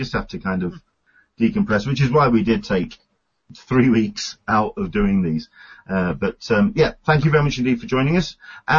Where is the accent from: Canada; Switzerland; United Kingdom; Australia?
United Kingdom; England; now in San Diego, United States; I'm an Englishman in San Diego